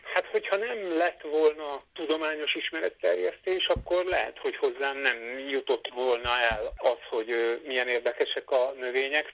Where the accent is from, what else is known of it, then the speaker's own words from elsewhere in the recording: Veszprém, Veszprém County, Hungary; moved away as an adult; also born or lived in Zala County; now in Debrecen, Hungary; Én már Veszprémben születtem, 18 éves koromig ott éltem, megkedveltem.